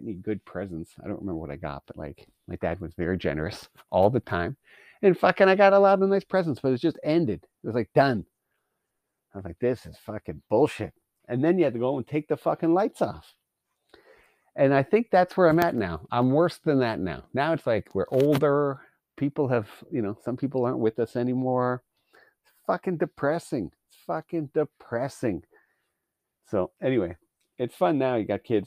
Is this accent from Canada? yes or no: yes; Canada; as a Canadian